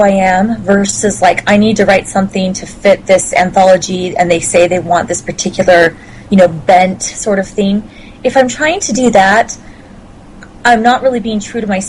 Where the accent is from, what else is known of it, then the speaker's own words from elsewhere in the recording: Castle Dale, Utah, United States; I grew up in a small town called Castledale in Utah